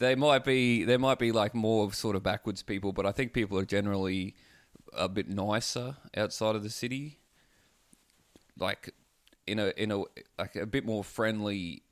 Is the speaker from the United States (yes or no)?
no; Townsville, Queensland, Australia; moved away as an adult; now in Melbourne, Australia; I grew up on acreage.